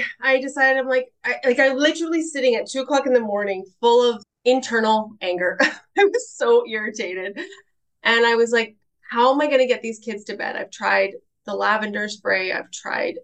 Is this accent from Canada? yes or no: yes; Winnipeg, Manitoba, Canada; moved away as an adult; also born or lived in Rocky Mountains / Peachland, British Columbia; I am originally from Winnipeg, Manitoba in Canada. Mm-hmm. And I was born and raised there